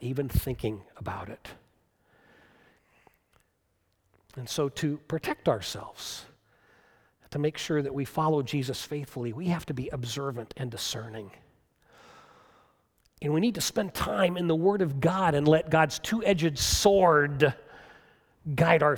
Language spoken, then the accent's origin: English; United States; American Christians